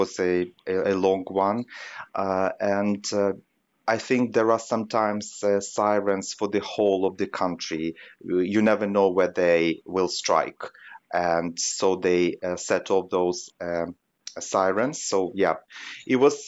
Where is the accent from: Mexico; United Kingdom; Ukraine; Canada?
Ukraine; Western Ukraine; born or raised there; moved away as an adult; now in Kyiv, Ukraine